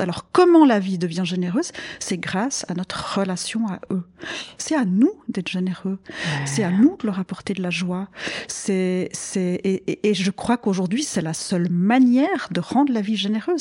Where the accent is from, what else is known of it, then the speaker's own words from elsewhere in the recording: same area as Nicole, Vaud, Switzerland; on a grandi dans le même coin.